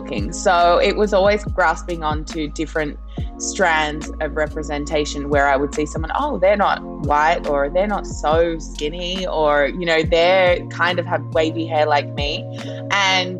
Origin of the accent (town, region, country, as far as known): Australia; born or raised there; also born or lived in Papua New Guinea